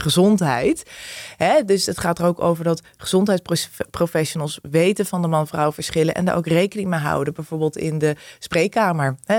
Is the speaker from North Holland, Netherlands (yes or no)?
no; Arnhem, Gelderland, Netherlands; die verschillende wijken in Arnhem, waar ik opgegroeid ben gegroeid